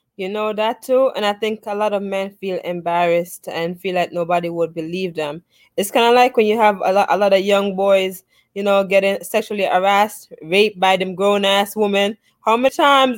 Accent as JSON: {"language": "English", "country": "Jamaica", "tie": "born or raised there", "also_born_or_lived": "Bronx, New York, United States", "moved": "yes", "lives_now": "United States", "said": "I was born in Jamaica and stuff like that. I did um also attend school here in the States and as Brooks know, I used to live in the Bronx too"}